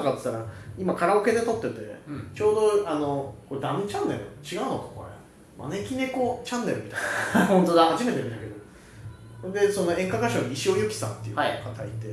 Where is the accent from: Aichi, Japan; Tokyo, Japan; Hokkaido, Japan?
Hokkaido, Japan; Bibai; now in Sapporo, Japan; 俺の地元ビバイ